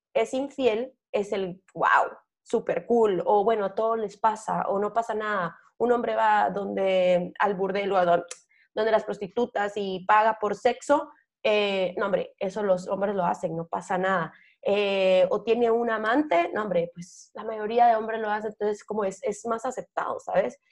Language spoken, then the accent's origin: Spanish; Guatemala; como mujer guatemalteca